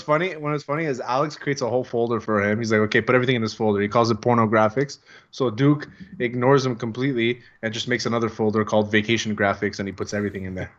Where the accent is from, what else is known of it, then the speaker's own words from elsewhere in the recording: Greece; accent: Greek; My Greek accent sounds like it's from the the mean streets of Shamity